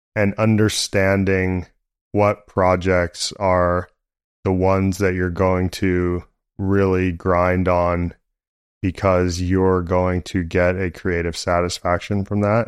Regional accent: San Francisco, California, United States; I grew up in San Francisco

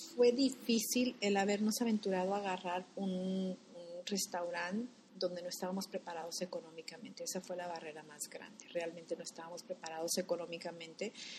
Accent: Guadalajara, Jalisco, Mexico; also born or lived in Cuautla, Jalisco; now in United States; somos de originarios de Cuautla, Jalisco. Nos criamos en Guadalajara

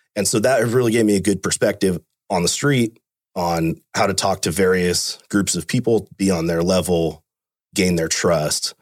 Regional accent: Fremont, United States; I was born and raised in Fremont. Grew up there my whole life.

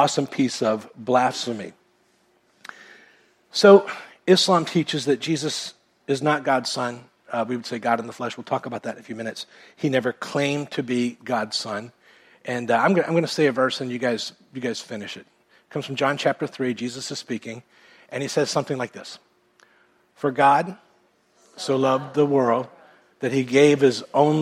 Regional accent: United States; I was born in America and went to a Baptist church growing up

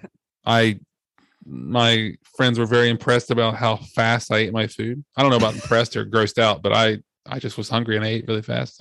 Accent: Ohio, United States; moved away; I'm from Ohio

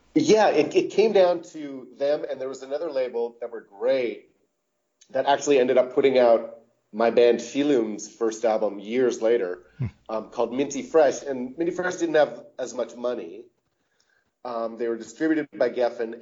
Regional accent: Canada; I live in Canada. I'm everyone in the band is Canadian. We are a Canadian band

